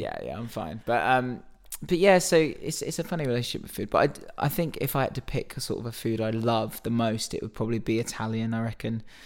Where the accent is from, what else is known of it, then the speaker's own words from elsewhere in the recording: Reading, South East England, United Kingdom; growing up in Reading, going to Reading Festival